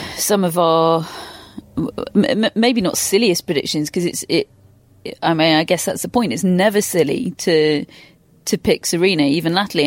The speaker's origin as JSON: {"language": "English", "country": "United Kingdom", "said": "a British tennis fan"}